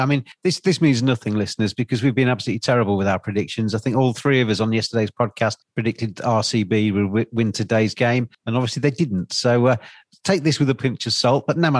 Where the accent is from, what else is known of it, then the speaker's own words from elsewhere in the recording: England, United Kingdom; as an Englishman